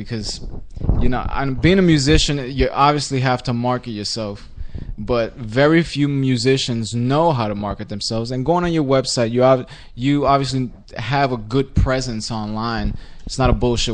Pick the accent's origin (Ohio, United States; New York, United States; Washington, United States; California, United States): New York, United States; New York City; I've been born and raised in Brooklyn